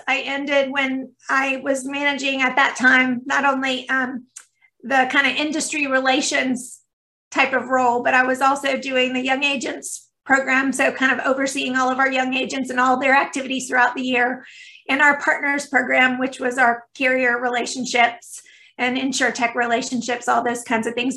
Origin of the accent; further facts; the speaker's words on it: Stone Mountain, Georgia, United States; I've grown up in Georgia. I've been here my entire life. So, you know, definitely Southern